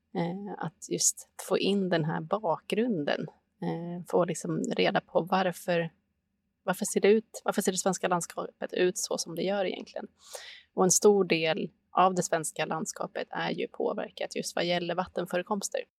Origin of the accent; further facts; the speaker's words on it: Sweden; den här relationen som vi svenskar har till vattenområden